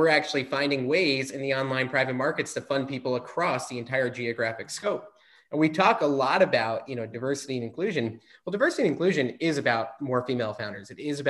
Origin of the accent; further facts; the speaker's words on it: East Coast, United States; growing up on the East Coast.